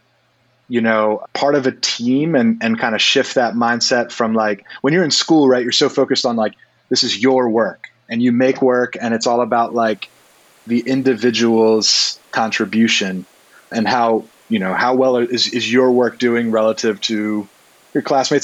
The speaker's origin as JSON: {"language": "English", "town": "Baltimore", "region": "Maryland", "country": "United States", "tie": "born or raised there", "moved": "yes", "lives_now": "Brooklyn, United States", "said": "so I'm originally from Maryland. I was born in Baltimore and raised, you know, in the area"}